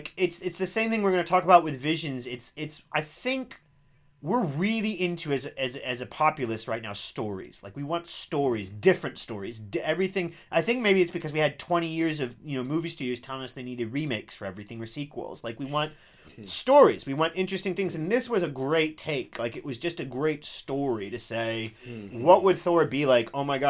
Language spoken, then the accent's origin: English; United States; now in England, United Kingdom; in my home country, Ed, in America.